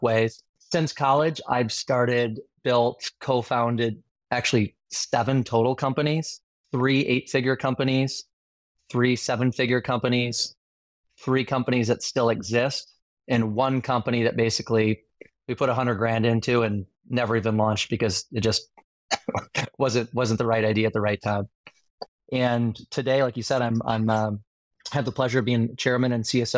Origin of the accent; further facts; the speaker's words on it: Northern Michigan, United States; moved away; I grew up in Northern Michigan, born and raised